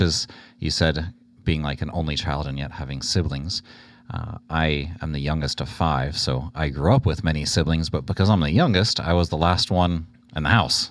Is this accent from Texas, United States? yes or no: yes; Houston, Texas, United States; born and raised in Houston, the youngest of five